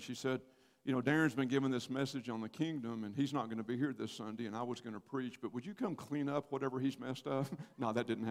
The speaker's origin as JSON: {"language": "English", "town": "Paris", "region": "Texas", "country": "United States", "tie": "born or raised there", "also_born_or_lived": "College Station, Texas / Cincinnati, Ohio", "moved": "as an adult", "said": "I was born and raised in Paris, Texas"}